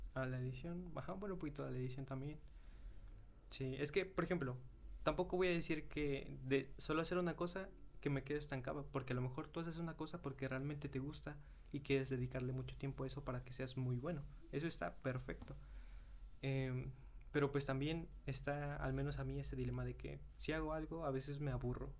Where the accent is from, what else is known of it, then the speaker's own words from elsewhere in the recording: Mexico; soy de México.